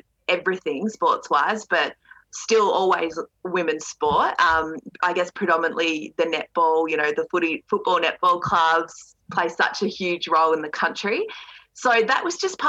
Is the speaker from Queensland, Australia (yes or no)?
no; Ballarat, Victoria, Australia; I was from Ballarat, that I wasn't from the city.